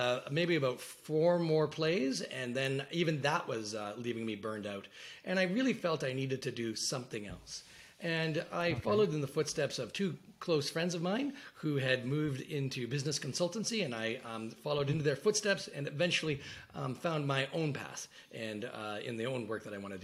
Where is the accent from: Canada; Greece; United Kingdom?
Canada; I grew up in Canada, the child of six generations that had lived